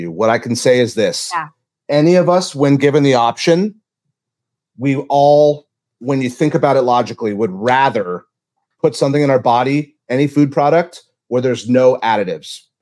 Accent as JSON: {"language": "English", "region": "Louisiana", "country": "United States", "tie": "born there", "said": "I was born in Louisiana."}